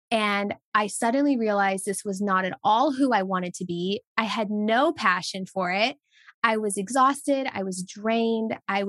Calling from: Tennessee, United States; Yes, I am tuning in from East Tennessee, USA. So I'm near the Smoky Mountains and it is beautiful.

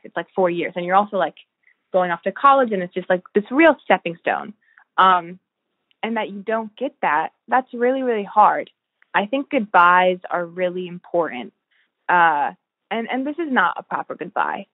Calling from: Albany, New York, United States; also born or lived in Massachusetts; I'm calling in from Albany, New York

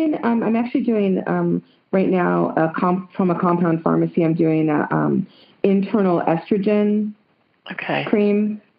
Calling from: Santa Cruz, California, United States; I'm calling from Santa Cruz, California.

